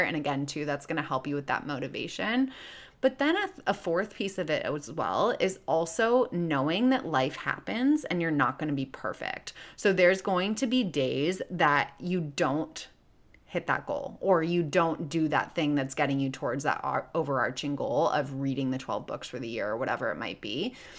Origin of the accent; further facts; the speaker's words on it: Chicago, Illinois, United States; now in Los Angeles, United States; I live in L A, but I'm originally from Chicago